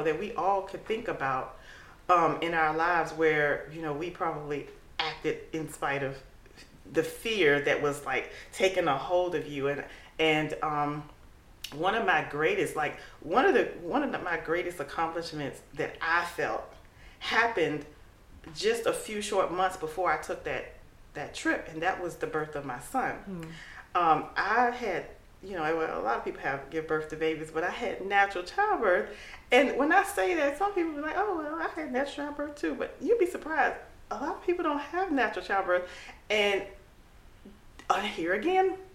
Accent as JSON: {"language": "English", "country": "United States", "said": "I'll say, America"}